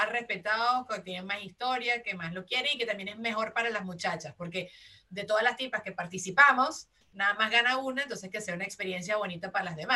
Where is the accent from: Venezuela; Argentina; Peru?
Venezuela; also born or lived in Italy (ancestry); now in United States; yo soy venezolana